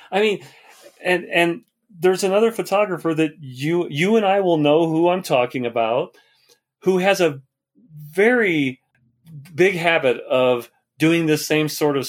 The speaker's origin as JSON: {"language": "English", "region": "Colorado", "country": "United States", "tie": "born or raised there", "said": "images of Colorado, because I love my home state"}